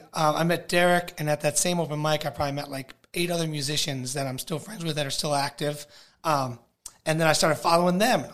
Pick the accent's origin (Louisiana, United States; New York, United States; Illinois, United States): Illinois, United States; Chicago; moved away as an adult; now in Greensburg, United States; I'm originally from Chicago, born and raised. Born and raised in Chicago